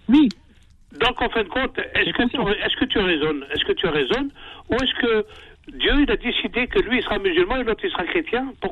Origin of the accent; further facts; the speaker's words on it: Algeria; Je suis algérien.